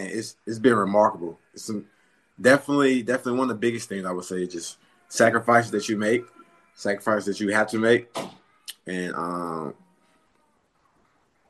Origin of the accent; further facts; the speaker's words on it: West Monroe, Louisiana, United States; moved away as an adult; also born or lived in Dallas, Texas / Minnesota / Atlanta, Georgia; now in Charlotte, United States; I'm from Louisiana, West Monroe, Louisiana. I grew up in Louisiana, North Louisiana